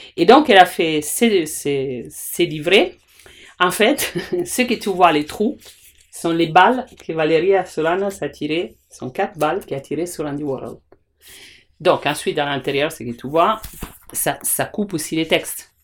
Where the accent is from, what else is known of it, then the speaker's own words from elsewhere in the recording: Italy; French is a second language; moved away; je suis italienne